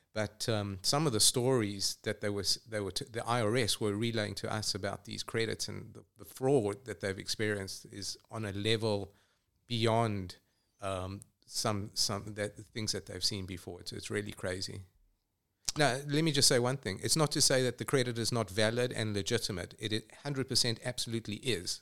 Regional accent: Johannesburg, Gauteng, South Africa; moved away as an adult; also born or lived in England; now in Atlanta, United States; I grew up in Johannesburg

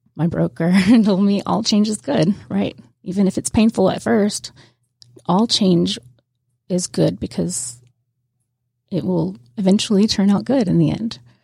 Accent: Pascagoula, Mississippi, United States; moved away as an adult; now in Georgia, United States; I'm from Miss, Pascagoula, Mississippi, right on the Gulf Coast, and I was born and raised there

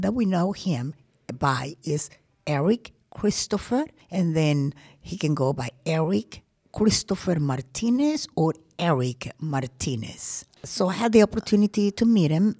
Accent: Colombia; also born or lived in Georgia, United States; now in Gwinnett County, Georgia, United States; I am from Colombia. Well, I was born in Colombia, but I've been a U.S. citizen for 45 years.

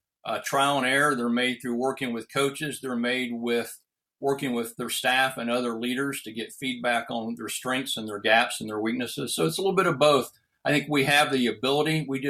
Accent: Ohio, United States; a physician-owned surgical hospital here in my hometown in Ohio

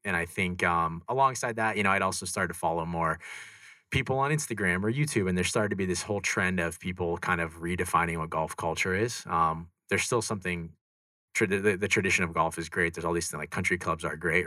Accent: Scottsdale, Arizona, United States; also born or lived in Los Angeles, California; So I grew up in Scottsdale. Here, a little bit north of here, Scottsdale, Arizona, from like 2 years old till college.

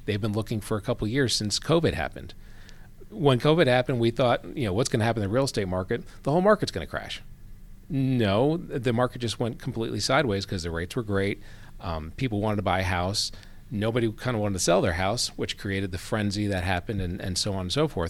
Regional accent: Gwinnett, Georgia, United States; also born or lived in New Jersey; I grew up here in Gwinnett. So I came here, uh, spent ten years in New Jersey, and then my dad got transferred down here in eighty-eight

